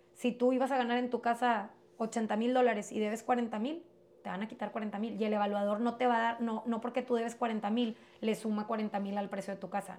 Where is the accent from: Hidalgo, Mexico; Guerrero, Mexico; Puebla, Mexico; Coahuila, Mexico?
Coahuila, Mexico; Piedras Negras; also born or lived in United States; yo me crié regularmente, vivía aquí en Piedras, yo nací en Estados Unidos